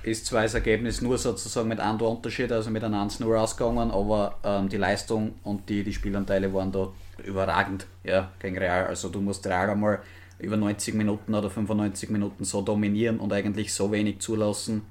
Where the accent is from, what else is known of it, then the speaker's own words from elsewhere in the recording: Austria; als Österreicher